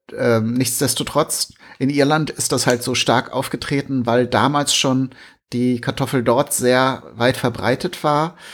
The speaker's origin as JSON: {"language": "German", "country": "Germany", "said": "bei uns in Deutschland"}